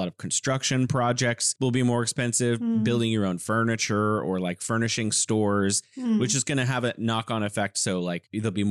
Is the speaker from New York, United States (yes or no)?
no; California, United States; moved away as an adult; now in Wuhan, China; I'm originally from California. I'm living here in beautiful Wuhan, China